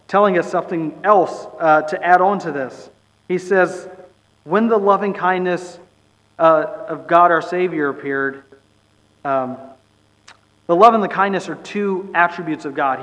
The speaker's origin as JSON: {"language": "English", "area": "Bay Area", "region": "California", "country": "United States", "tie": "born or raised there", "said": "I grew up in the Bay Area"}